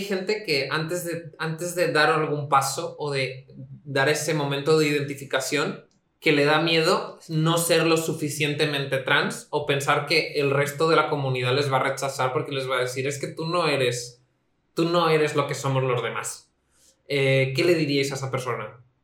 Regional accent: Spain; crecí en España

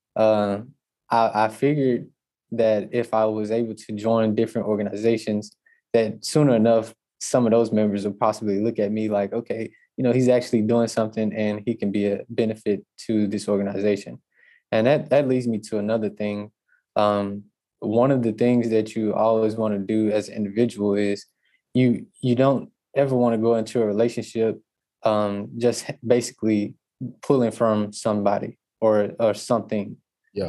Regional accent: Natchitoches, Louisiana, United States; I'm actually from Natchitoches, and my school, uh, Northwestern State University, is in Natchitoches.

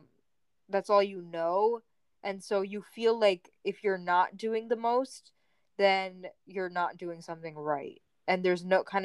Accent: New Jersey, United States; we're from New Jersey

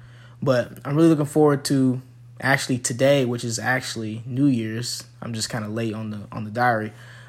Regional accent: Arkansas, United States; I'm rooting for my Hogs, because I'm from Arkansas.

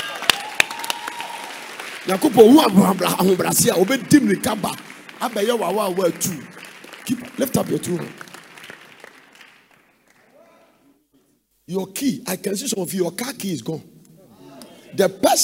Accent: Ghana; from Ghana

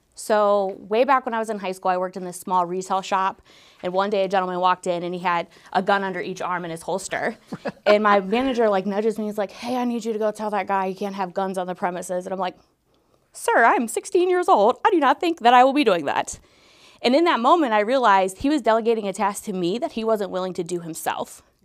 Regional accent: Northeast Ohio, United States; moved away as an adult; now in Dayton, United States; I'm actually from Northeast Ohio. I came here in two thousand fifteen

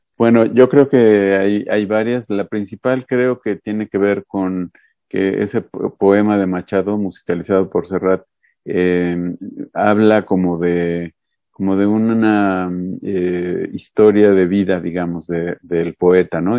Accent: Puebla, Mexico; soy poblano, me gusta decir el mal chiste de que soy poblano pero no ejerzo, eh, porque pues los poblanos tenemos cierta fama a nivel nacional, no muy buena en algunas cosas, este, nací en Puebla

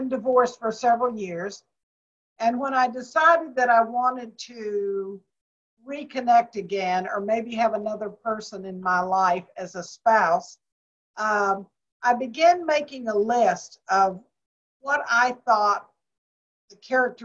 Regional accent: Waco, Texas, United States; moved away as an adult; also born or lived in Washington, D.C.; I was born and raised in Waco, Texas

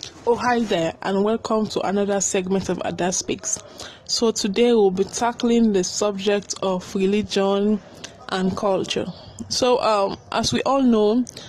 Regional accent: Sierra Leone; growing up in Sierra Leone

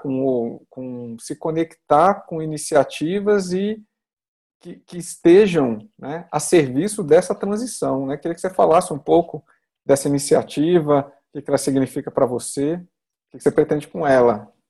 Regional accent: Brazil; Eu sou brasileiro

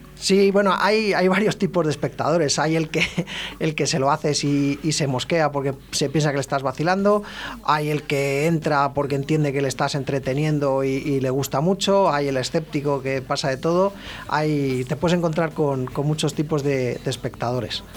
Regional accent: Ávila, Castile and León, Spain; moved away as an adult; now in Valladolid, Spain; yo soy de Ávila

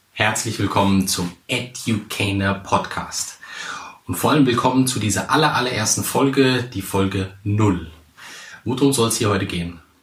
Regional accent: Central Hesse, Germany; moved away as an adult; now in Hamburg, Germany; ich komme eigentlich aus Hesse, ganz wichtig Mittelhessen.

